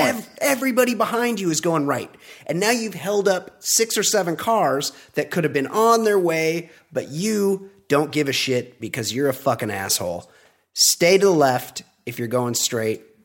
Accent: California, United States; I'm a California guy

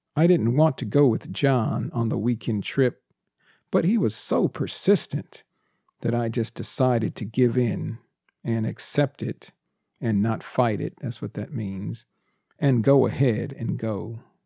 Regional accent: United States; born or raised there; first language English; also born or lived in Texas

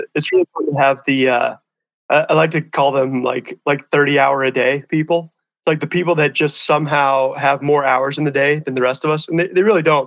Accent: Hamilton, Montana, United States; also born or lived in Missoula, Montana; I grew up in a town called Hamilton, which is about an hour south of here, down the Bitterroot Valley here in Western Montana

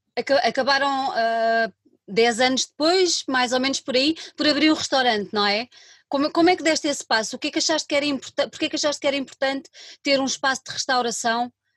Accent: Lisbon, Portugal; Eu sou de Lisboa

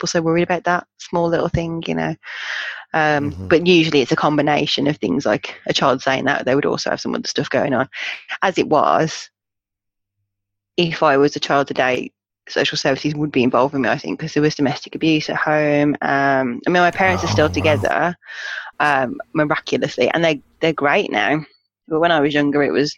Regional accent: Black Country, West Midlands, United Kingdom; born or raised there; accent: Black Country; moved away as an adult; now in Birmingham, United Kingdom

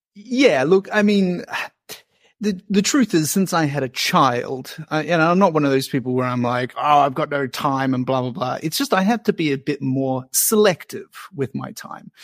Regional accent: New Zealand; now in Australia; I'm a Kiwi

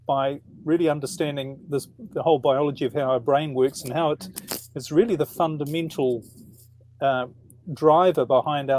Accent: New Zealand; now in Netherlands; I'm in the Netherlands at the moment, but originally I'm from New Zealand.

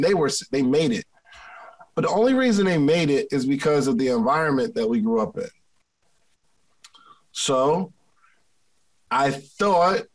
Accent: Willingboro, New Jersey, United States; growing up in Willingboro, New Jersey.

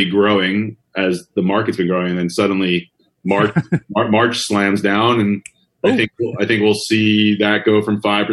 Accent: New York, United States; moved away as an adult; also born or lived in Maryland / Bay Area, California; born and raised in New York, moved out to California right after graduating University of Maryland

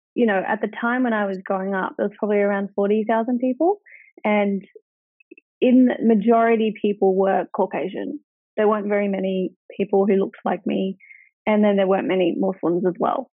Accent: Wagga Wagga, New South Wales, Australia; I was born in Wagga Wagga, which is four and a half hours away from Melbourne and four and a half from Sydney

